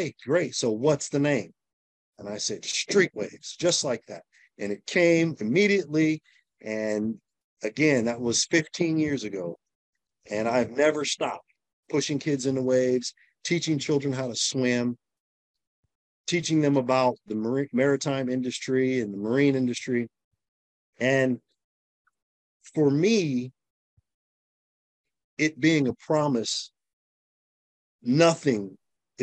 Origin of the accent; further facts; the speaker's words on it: San Diego, California, United States; moved away as an adult; also born or lived in South Beach; I'm from San Diego, California, born and raised